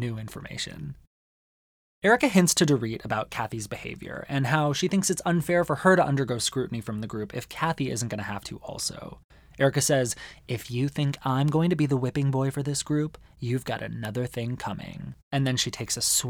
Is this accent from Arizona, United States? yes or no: yes; Arizona, United States; One of the best things about growing up in Arizona is that there's incredible Mexican food on every street corner